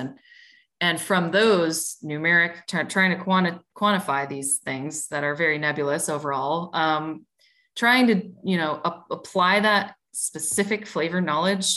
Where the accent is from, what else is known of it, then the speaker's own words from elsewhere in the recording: Midwest, United States; I'm from the Midwest